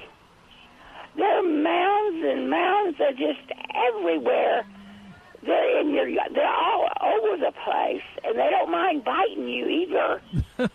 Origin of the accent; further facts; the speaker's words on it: Frio County, Texas, United States; I grew up in Frio County